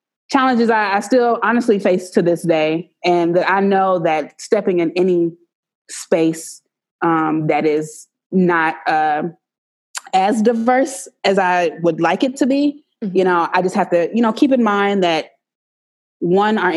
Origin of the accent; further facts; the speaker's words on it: Savannah, Georgia, United States; moved away as an adult; also born or lived in Montgomery, Alabama; I grew up in the rural South. So I grew up in Savannah, and then I went to school in Montgomery, Alabama.